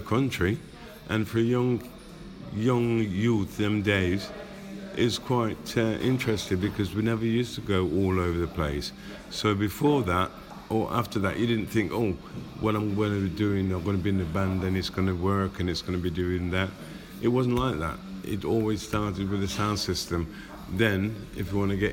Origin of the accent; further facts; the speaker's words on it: Rugby, West Midlands, United Kingdom; moved away; also born or lived in Coventry; I grew up in Rugby, then moved to Coventry.